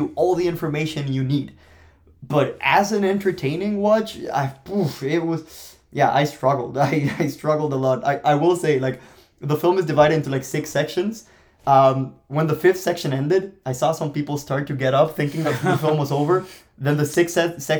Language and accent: English; Colombia; English is a second language; moved away; I am Colombian. I am from Colombia